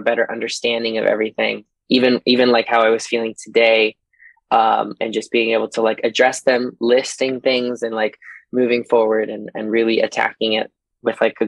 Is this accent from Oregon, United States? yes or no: no; Fairbanks, Alaska, United States; also born or lived in Texas; now in Chicago, United States; the girls around me that I grew up with in Fairbanks, Alaska